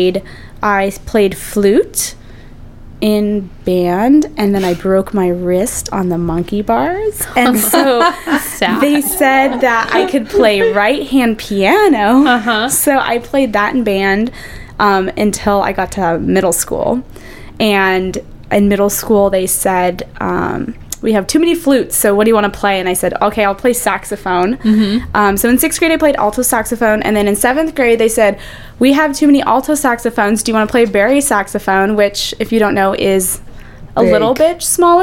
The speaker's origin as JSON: {"language": "English", "town": "San Diego", "region": "California", "country": "United States", "tie": "born or raised there", "said": "I grew up in San Diego"}